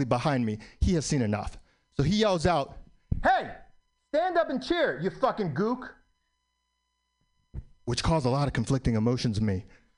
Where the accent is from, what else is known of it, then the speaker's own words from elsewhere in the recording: New York City, New York, United States; born in New York, still live in New York.